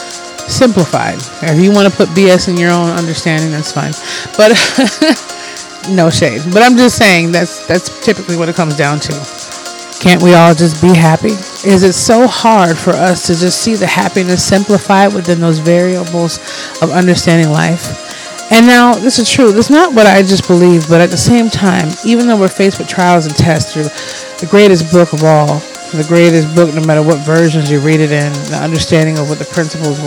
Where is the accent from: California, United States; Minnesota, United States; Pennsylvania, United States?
Minnesota, United States; also born or lived in Detroit, Michigan; I've been here for massively 90% of my life, and I'm a Minnesotan